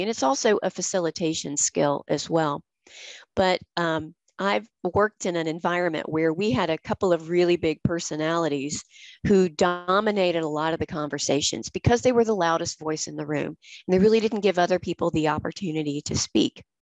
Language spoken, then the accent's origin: English; the American South, United States; accent: Southern; I'm from the American South. We are known for our Southern accents